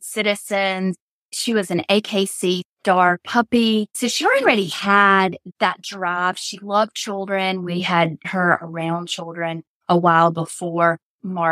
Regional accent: North Carolina, United States; I'm from North Carolina

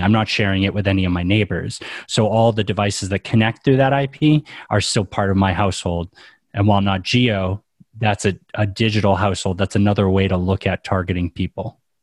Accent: New England, United States; I grew up in New England

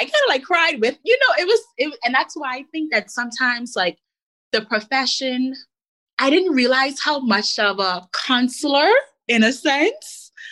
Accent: Bahamas; moved away as an adult; also born or lived in Elmira, New York / Washington, D.C. / Virginia; growing up in the Bahamas

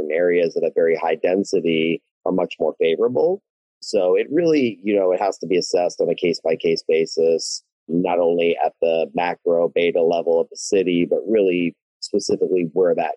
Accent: Austin, Texas, United States; My family were immigrants, but I was born and raised in Austin, in the city that I love very, very much.

